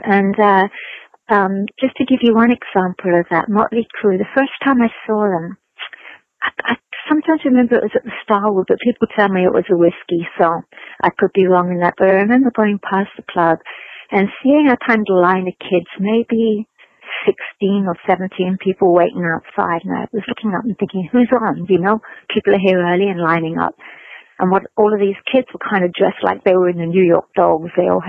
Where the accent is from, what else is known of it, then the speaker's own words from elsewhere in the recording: London, United Kingdom; moved away; I remember being very shocked about that when I came from London, which was much more diverse. You know, your neighbors were all sorts of backgrounds.